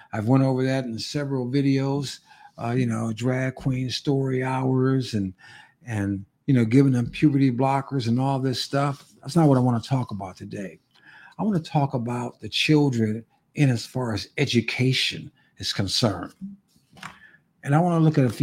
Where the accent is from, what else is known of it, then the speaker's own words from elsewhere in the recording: California, United States; now in Arizona, United States; My home state of California